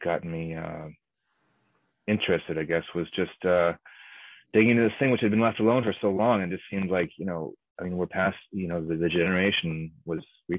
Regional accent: United States; I'm Japanese American, my grandparents were incarcerated

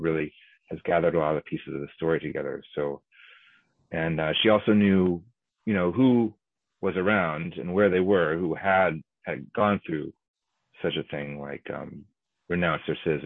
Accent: United States; I'm Japanese American, my grandparents were incarcerated

